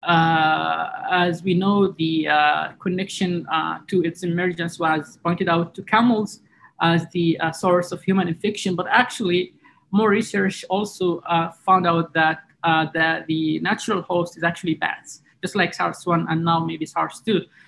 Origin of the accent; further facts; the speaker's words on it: Jazan, Jazan Province, Saudi Arabia; also born or lived in New York; in my hometown, Jazan